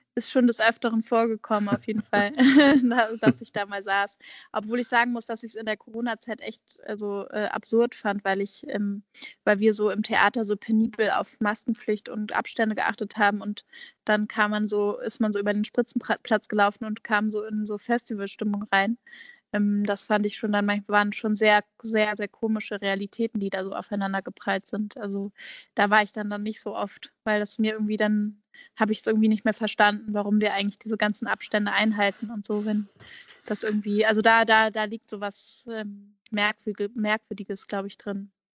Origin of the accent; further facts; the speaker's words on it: Hamburg, Germany; moved away as an adult; also born or lived in Basel / Berlin; Ich komme ja ursprünglich aus Hamburg, also Hamburg fehlt mir eigentlich immer